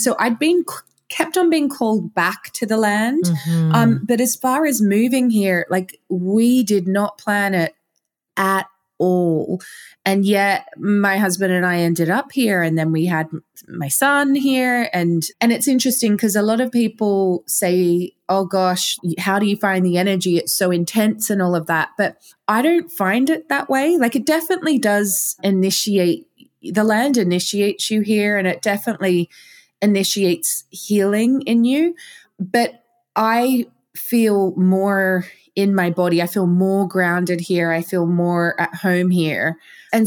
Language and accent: English; Australia; accent: Australian; moved away as an adult; also born or lived in London; now in Glastonbury, United Kingdom; I was born in Australia. I lived in London for 15 years and now I live in Glastonbury. Now I still have an Australian accent